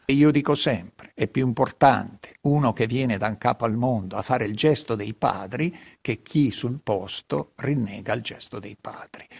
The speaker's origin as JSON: {"language": "Italian", "country": "Italy", "first_language": "local Italian dialect", "second_language": "Italian"}